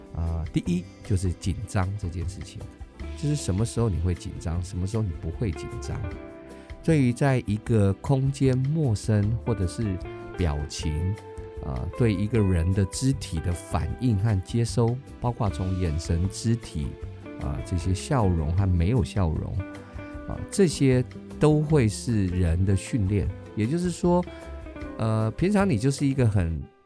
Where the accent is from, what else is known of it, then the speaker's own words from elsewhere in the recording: Taiwan; accent: Taiwanese English; 我们又是台式英文